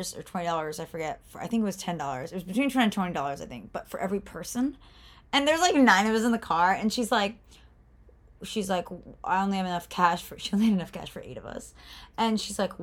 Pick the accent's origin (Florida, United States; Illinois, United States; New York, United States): Florida, United States; I'm from Florida.